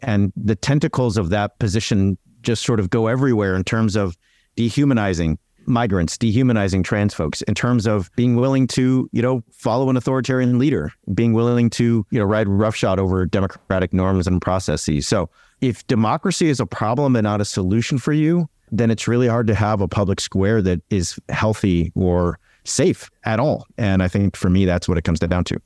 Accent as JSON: {"language": "English", "region": "Southern California", "country": "United States", "said": "I'm from Southern California"}